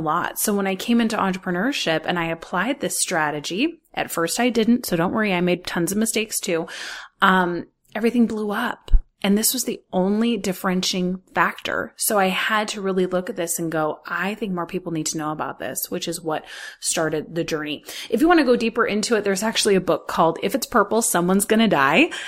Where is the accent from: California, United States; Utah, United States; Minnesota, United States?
California, United States; Los Angeles; I grew up in Hollywood